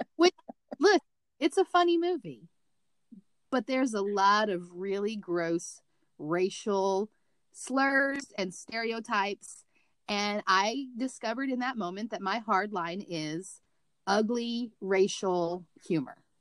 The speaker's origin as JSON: {"language": "English", "region": "Missouri", "country": "United States", "tie": "born or raised there", "moved": "yes", "said": "My bedroom was in the basement because I was from Missouri"}